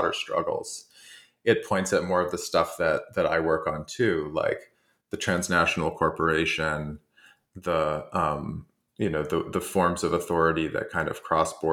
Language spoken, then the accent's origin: English; Canada; I'm Canadian